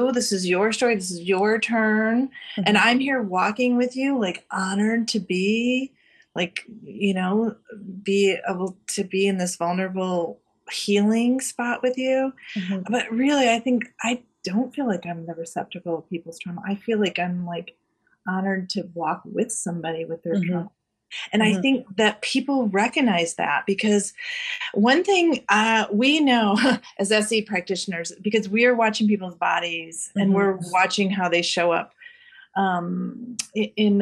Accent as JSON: {"language": "English", "country": "Canada", "said": "I am a dual citizen. So I'm Canadian"}